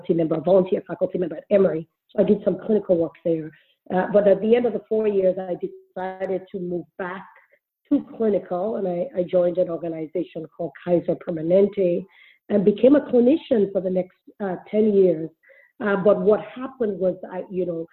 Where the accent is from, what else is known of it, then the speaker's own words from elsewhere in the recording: Sierra Leone; I grew up in Sierra Leone.